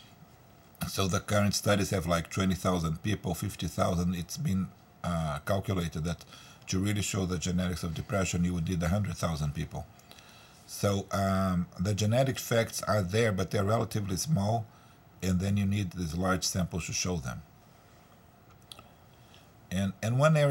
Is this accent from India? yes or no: no; Brazil; now in United States; I'm originally from Brazil